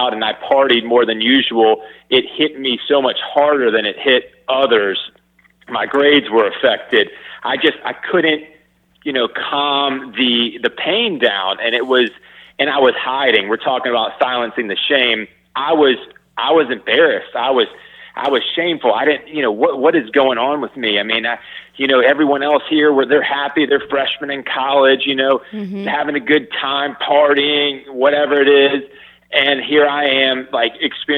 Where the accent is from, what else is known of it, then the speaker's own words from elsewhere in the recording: Atlanta, Georgia, United States; moved away as an adult; also born or lived in Madison, Wisconsin; I grew up in Atlanta. I went up to school in Madison, Wisconsin